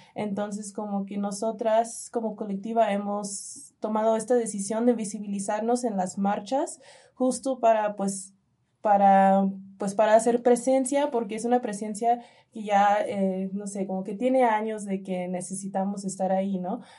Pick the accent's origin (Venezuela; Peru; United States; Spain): United States; now in Mexico; en Estados Unidos, en mi país, más yo nací en Estados Unidos